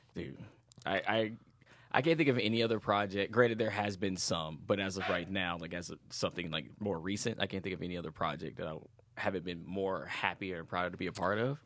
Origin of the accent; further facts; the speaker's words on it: Greensboro, North Carolina, United States; now in Los Angeles, United States; I'm originally from Greensboro, North Carolina